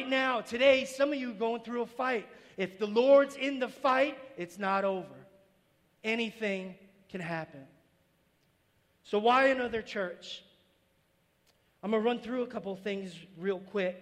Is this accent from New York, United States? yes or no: yes; New York City, New York, United States; moved away as an adult; I'm from New York City.